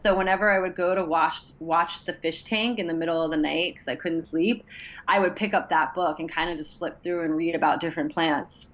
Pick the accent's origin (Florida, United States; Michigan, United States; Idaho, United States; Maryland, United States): Maryland, United States; Columbia; also born or lived in Washington, D.C.; I grew up in Columbia, Maryland, okay. and spent most of my time in DC and Columbia.